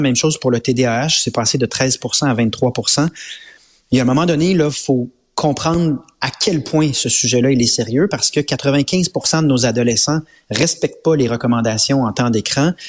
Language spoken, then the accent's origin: French; Quebec, Canada; On est québécois